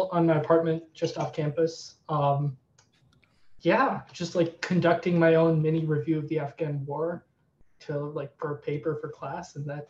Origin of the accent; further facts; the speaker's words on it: Ann Arbor, Michigan, United States; also born or lived in Lansing, Michigan; I'm from Ann Arbor. So okay. I grew up there and came to school at State.